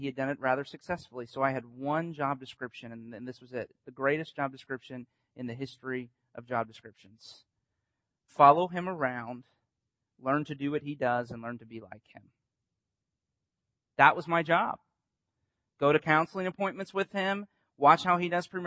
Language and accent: English; Winter Haven, Florida, United States; I grew up on Lake Eloise